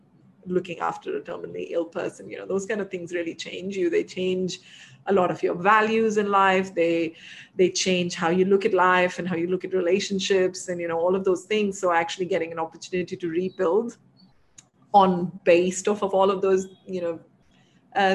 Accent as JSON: {"language": "English", "area": "Delhi and Lucknow", "region": "northern India", "country": "India", "also_born_or_lived": "Dubai", "moved": "yes", "lives_now": "Bangalore, India", "said": "We're from, you know, up north in Delhi and Lucknow."}